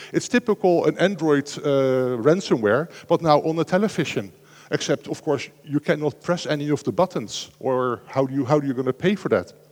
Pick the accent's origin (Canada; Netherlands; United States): Netherlands; I'm from the Netherlands living next to Germany, so I can buy one in the Netherlands, and when I drive it into Germany, I'm suddenly an offender.